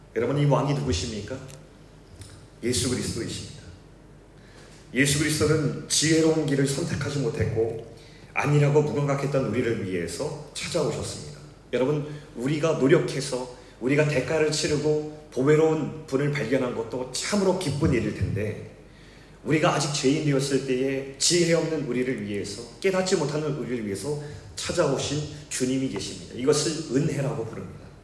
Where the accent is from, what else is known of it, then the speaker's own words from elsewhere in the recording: South Korea; also born or lived in Seoul, South Korea; 제가 어릴 적에 서울에서 태어났는데 잠시 있다가 아버지께서 바닷가 마을에 개척을 하셔서 조그만 시골 마을에서 어린 시절을 보내게 되었습니다.